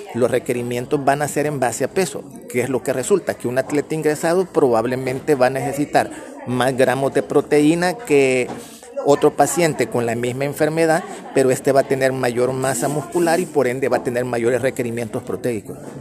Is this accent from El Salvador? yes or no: yes; El Salvador; como salvadoreños